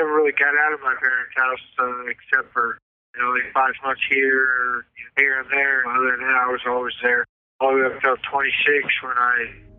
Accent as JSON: {"language": "English", "town": "Clinton", "region": "Missouri", "country": "United States", "tie": "born or raised there", "lives_now": "Jefferson City, United States", "said": "born and raised in Cliff, Missouri."}